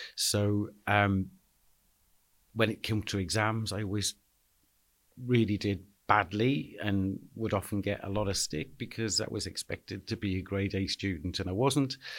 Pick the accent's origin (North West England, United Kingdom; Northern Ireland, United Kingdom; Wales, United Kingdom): North West England, United Kingdom; Liverpool; I was born and bred in Anfield